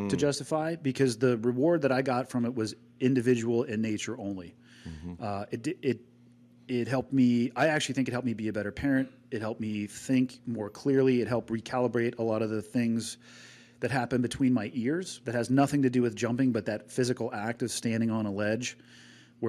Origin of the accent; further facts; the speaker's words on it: Santa Cruz, California, United States; also born or lived in San Diego; now in Montana, United States; growing up in Santa Cruz